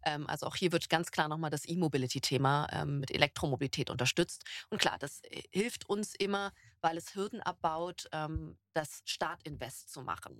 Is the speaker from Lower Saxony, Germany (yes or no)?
no; Berlin, Germany; now in Stuttgart, Germany; Ich bin Berlinerin